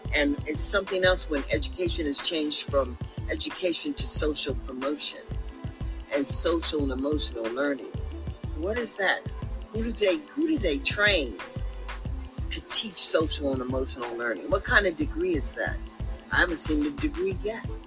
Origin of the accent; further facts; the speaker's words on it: Sacramento, California, United States; we came from Meadowview